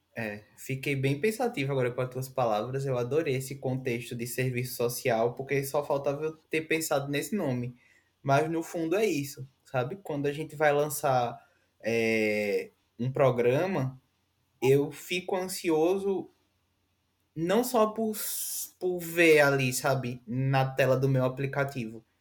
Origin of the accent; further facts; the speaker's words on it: Northeast Region, Brazil; nós somos nordestinos e temos muito orgulho